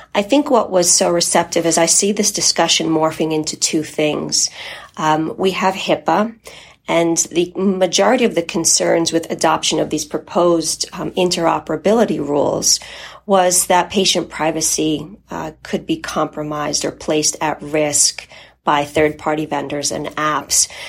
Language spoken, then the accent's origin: English; United States; first language Polish; English is a second language; My family is from Poland and immigrated to the United States. And while I was born here, I didn't speak English when I started school. So English is my second language.